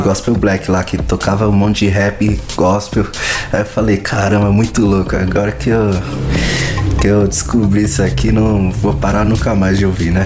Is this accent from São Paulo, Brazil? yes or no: yes; Santo André, São Paulo, Brazil; sou aqui de Santo André, né? São Paulo.